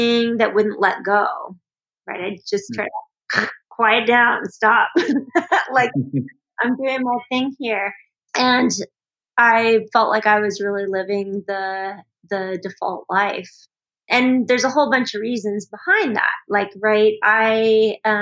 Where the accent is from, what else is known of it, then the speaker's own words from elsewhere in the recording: Los Angeles, California, United States; moved away as an adult; now in Colorado, United States; So I lived in LA through high school and then Northern California after that. I moved to Colorado in 1990